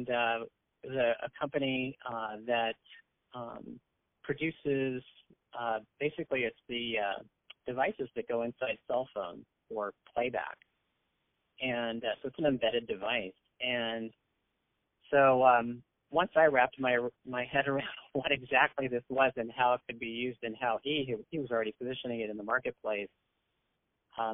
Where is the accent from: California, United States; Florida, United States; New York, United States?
California, United States; San Francisco Bay Area peninsula; I actually was born in San Francisco. I'm a native Bay Arean, and I grew up on the peninsula in the San Francisco Bay Area